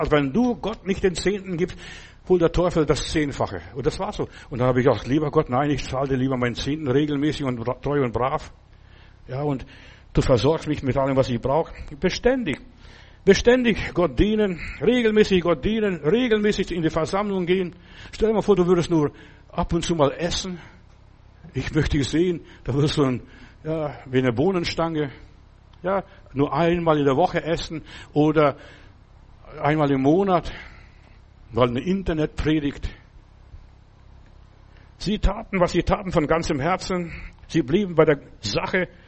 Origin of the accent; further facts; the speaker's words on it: Stuttgart, Baden-Württemberg, Germany; wo kommen Sie her? Dann habe ich gesagt, aus, aus Stuttgart damals.